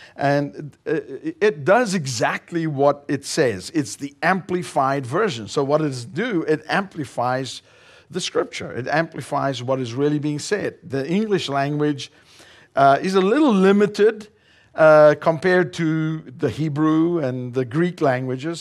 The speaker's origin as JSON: {"language": "English", "country": "South Africa", "also_born_or_lived": "northern Colorado, United States", "moved": "yes", "lives_now": "Colorado, United States", "said": "We are originally from South Africa. We now reside here in the United States and we live in northern Colorado"}